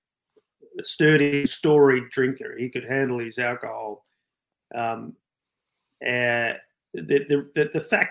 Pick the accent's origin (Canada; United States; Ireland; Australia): Australia; Sydney, New South Wales; I grew up in Sydney, in and around the Balmain rock scene here